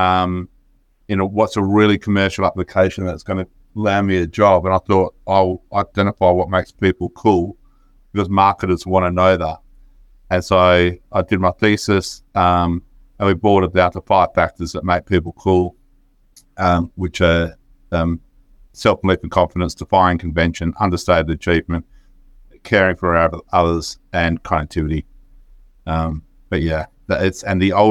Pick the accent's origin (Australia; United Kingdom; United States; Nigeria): Australia; Perth, Western Australia; moved away; also born or lived in New South Wales; I grew up in Perth in Western Australia